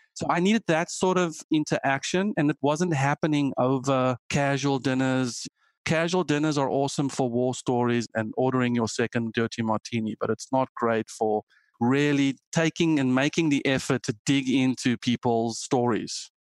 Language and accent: English; South Africa; moved away as an adult; also born or lived in Germany; now in United States; I am South African and grew up coding